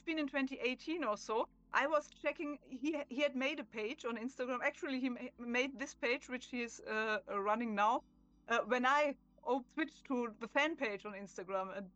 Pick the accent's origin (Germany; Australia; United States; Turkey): Germany; accent: German; English is a second language; I'm German, as you can hear from my accent.